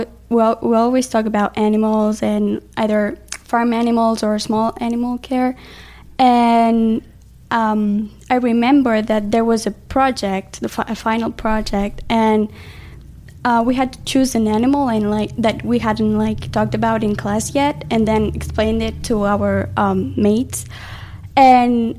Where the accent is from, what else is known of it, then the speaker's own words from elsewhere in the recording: Spain; I'm from Spain